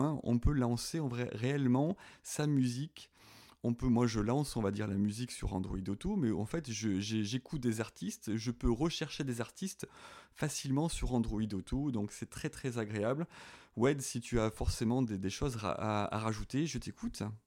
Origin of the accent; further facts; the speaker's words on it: southern France, France; accent: southern (petit accent du sud); je suis dans le sud, hein, vous l'avez peut-être reconnu avec mon petit accent